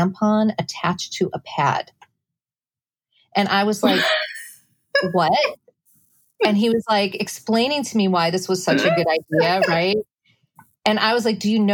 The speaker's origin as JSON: {"language": "English", "region": "Midwest", "country": "United States", "tie": "born or raised there", "moved": "yes", "lives_now": "New York City, United States", "said": "I grew up in the Midwest, very conservative household"}